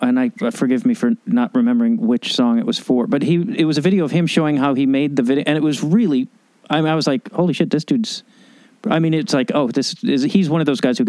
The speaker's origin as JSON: {"language": "English", "town": "Chicago", "region": "Illinois", "country": "United States", "tie": "born or raised there", "said": "I grew up in Chicago, so I know all the bullshit."}